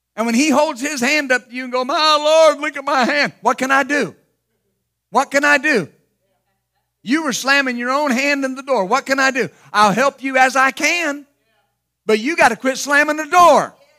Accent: Ashland, Ohio, United States; also born or lived in Wilmington; I was born in Wilmington, and, and they moved very shortly thereafter to Ashland, Ohio

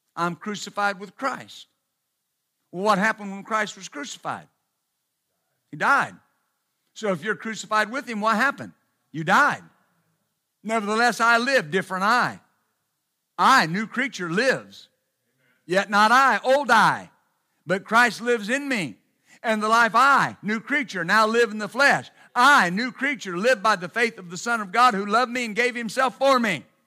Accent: West Texas, United States; I was raised in West Texas, bless its holy name

